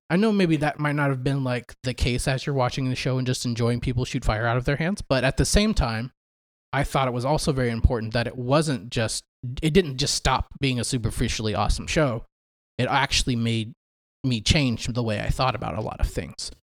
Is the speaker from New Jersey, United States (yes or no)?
no; Dallas, Texas, United States; I'm from the Dallas area. Went to school with Chad throughout middle school and high school.